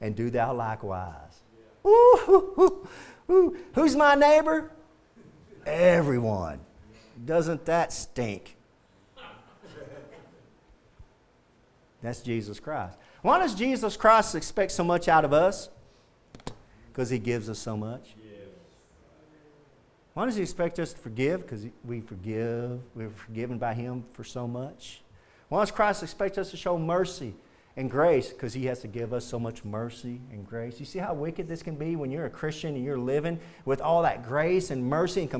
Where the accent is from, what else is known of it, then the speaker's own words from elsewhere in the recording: the South, United States; Growing up in the South